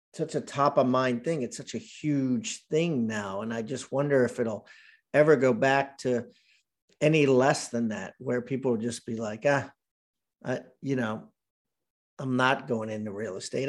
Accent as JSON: {"language": "English", "town": "Columbia", "region": "Maryland", "country": "United States", "tie": "born or raised there", "also_born_or_lived": "Washington, D.C.", "said": "grew up there, grew up in Columbia, Maryland"}